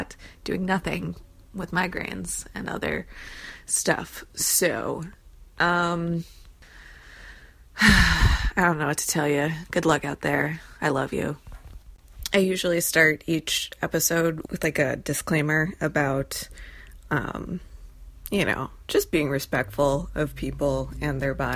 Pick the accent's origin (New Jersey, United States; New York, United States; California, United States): New Jersey, United States; I'm from New Jersey